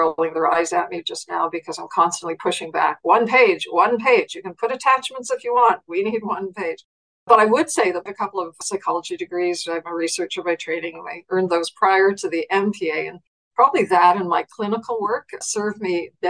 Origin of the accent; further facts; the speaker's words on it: Nova Scotia, Canada; moved away as an adult; also born or lived in Germany; Born and bred in Nova Scotia